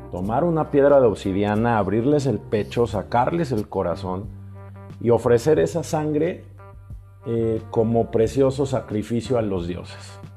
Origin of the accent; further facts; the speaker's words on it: Mexico; México, mi país.